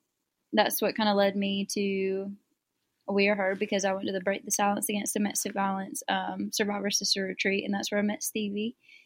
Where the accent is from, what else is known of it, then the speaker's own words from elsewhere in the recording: Greenville, South Carolina, United States; Greenville, South Carolina.